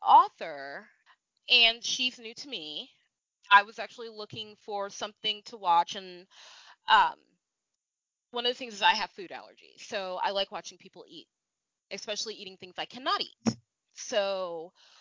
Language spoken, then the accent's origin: English; United States; growing up in the States, I'm not white